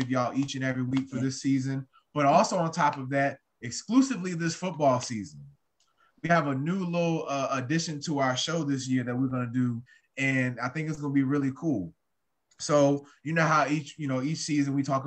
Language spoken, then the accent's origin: English; Virginia, United States; I'm from Virginia